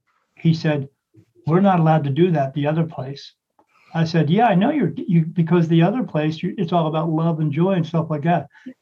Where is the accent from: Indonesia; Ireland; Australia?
Ireland; I said, yes, I'm Irish.